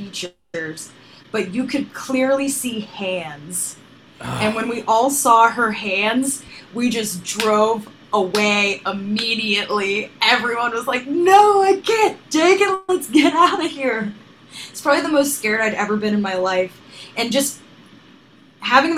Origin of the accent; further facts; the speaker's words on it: Sharon, Pennsylvania, United States; I grew up in Sharon, Pennsylvania, in Mercer County